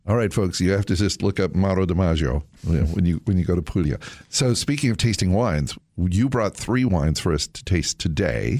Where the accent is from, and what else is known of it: United States